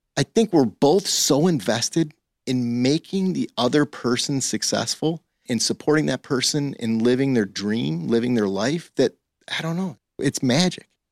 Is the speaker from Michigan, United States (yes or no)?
yes; Highland, Michigan, United States; I grew up in Highland, Michigan.